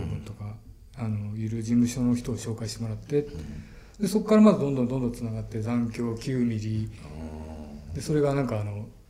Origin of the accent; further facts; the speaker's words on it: Osaka, Japan; also born or lived in Okinawa; now in Tokyo, Japan; もともと大阪生まれであの音楽のために東京に出てきてっていうその大阪と東京しか知らない